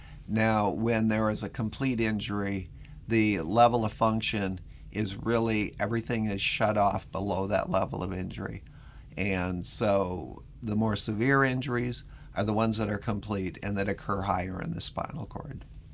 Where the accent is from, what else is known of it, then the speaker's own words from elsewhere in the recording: Minnesota, United States; accent: Minnesota; now in US South; I'm from Minnesota originally. If you can't tell from the accent, it's a little bit of a mixture of Minnesota with about 30 years of living down south on top of it.